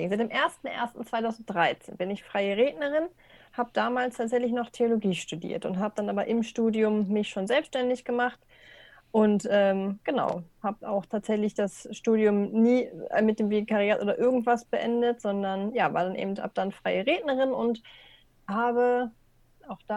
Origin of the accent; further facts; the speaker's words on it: Burgdorf, Lower Saxony, Germany; genau, komme eigentlich aus Burgdorf, das liegt mhm. so zwischen Hannover und Celle. Habe einen eineinhalb Jahre jüngeren Bruder noch. Genau, da einfach groß geworden, Abi gemacht